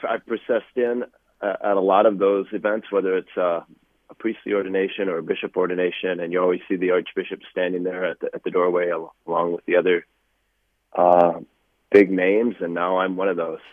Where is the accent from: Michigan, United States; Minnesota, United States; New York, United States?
Minnesota, United States; Diocese of Winona; I grew up in the Winona diocese.